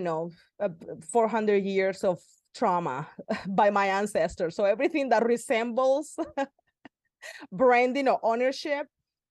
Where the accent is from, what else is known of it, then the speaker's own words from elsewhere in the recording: Cartagena, Bolívar, Colombia; I was born in Cartagena, Colombia